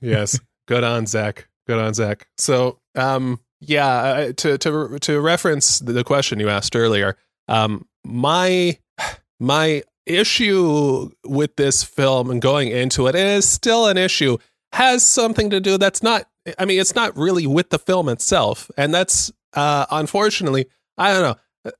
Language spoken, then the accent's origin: English; Southern California, United States; a born and raised in Southern California, uh, mindset